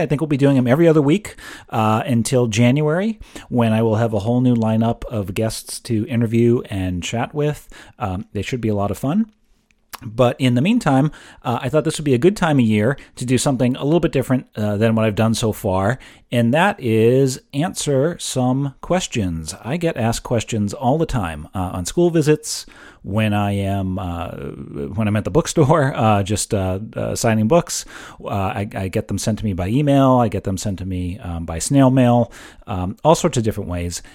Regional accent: Exeter, New Hampshire, United States; my hometown of Exeter, New Hampshire.

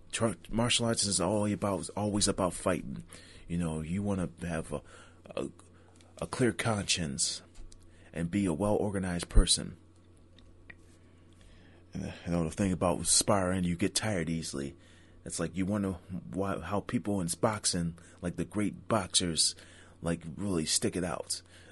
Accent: Niagara Falls, New York, United States; traveling from my hometown Niagara Falls to Boston.

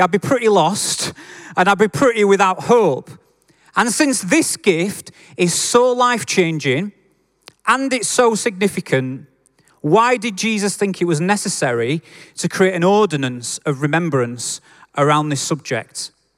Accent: Yorkshire and the Humber, United Kingdom; accent: Yorkshire; I'm a Yorkshireman

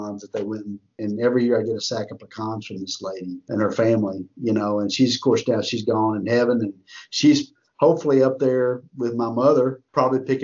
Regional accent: Texas, United States; I'm from Texas.

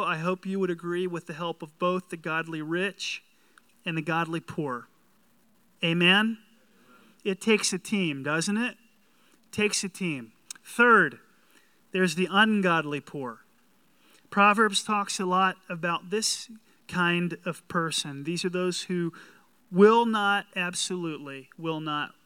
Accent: the South, United States; I'm from the South

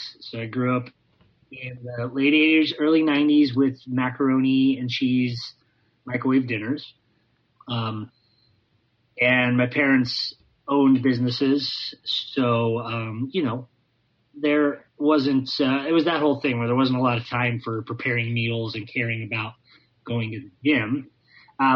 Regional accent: Oxnard, California, United States; moved away as an adult; also born or lived in Ventura, California; now in Los Angeles, United States; I am from nearby, a place called Oxnard

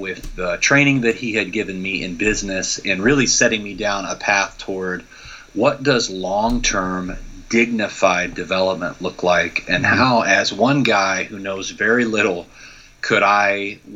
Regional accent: Midwest, United States; growing up in the Midwest in the U.S.

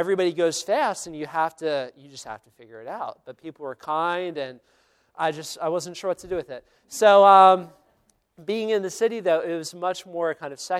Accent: Philadelphia, Pennsylvania, United States; also born or lived in Delaware; I grew up in the Philly area, went to school at the University of Delaware.

